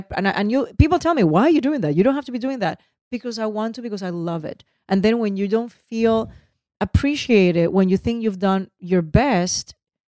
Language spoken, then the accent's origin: English; Puerto Rico; first language Spanish; English is a second language; moved away; Spanish is my first language, is my love. I was born and raised in Puerto Rico.